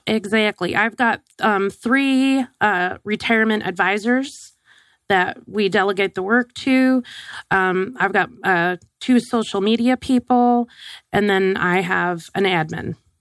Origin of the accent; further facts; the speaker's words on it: Wisconsin, United States; growing up in Wisconsin